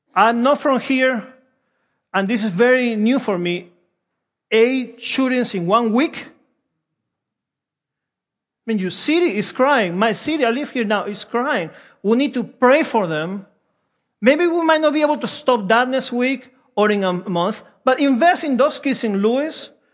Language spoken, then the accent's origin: English; Peru; English is a second language; also born or lived in Wilmington; now in United States; I'm from Peru